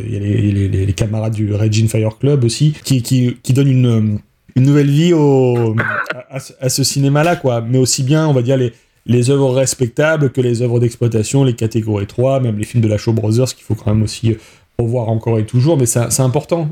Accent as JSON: {"language": "French", "country": "France", "said": "chez nous en France"}